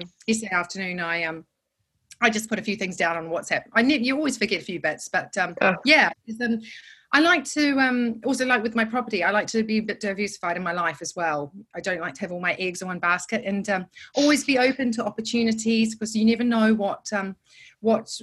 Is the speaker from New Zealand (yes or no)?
yes; New Zealand; moved away as an adult; now in London, United Kingdom; I'm from New Zealand